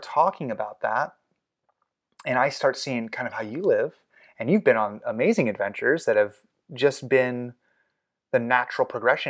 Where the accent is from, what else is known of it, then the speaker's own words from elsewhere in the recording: Los Angeles, California, United States; I mean, I grew up in the South Bay of Los Angeles.